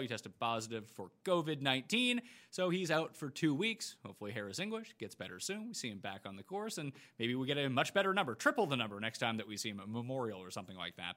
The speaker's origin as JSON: {"language": "English", "country": "Canada", "said": "being Canadian"}